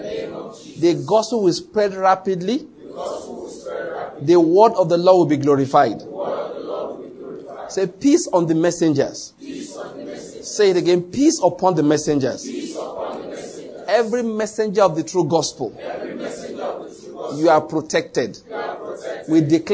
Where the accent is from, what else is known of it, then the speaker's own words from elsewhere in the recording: Ondo, Nigeria; moved away; also born or lived in Edo State / Lagos / Taraba State; I was born in Ondo State and I grew up there.